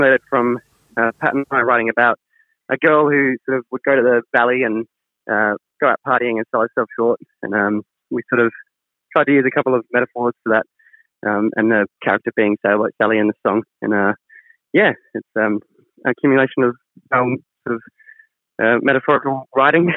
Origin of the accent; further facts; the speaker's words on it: Brisbane, Queensland, Australia; I was born and raised in Brisbane